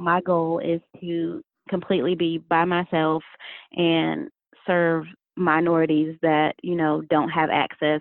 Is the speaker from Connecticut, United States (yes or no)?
yes; Connecticut, United States; now in Spartanburg, United States; I am actually from Connecticut.